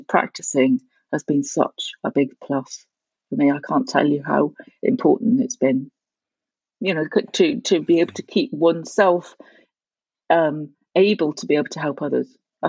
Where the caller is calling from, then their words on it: Cobh, County Cork, Ireland; I'm calling from Cove, near Cork, and we have the Europe office for 6 Seconds in Cork